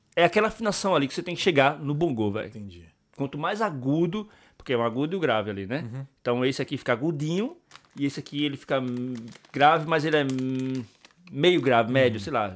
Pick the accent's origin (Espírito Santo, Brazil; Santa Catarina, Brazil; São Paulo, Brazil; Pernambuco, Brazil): Pernambuco, Brazil; now in Ireland; eu sou de Pernambuco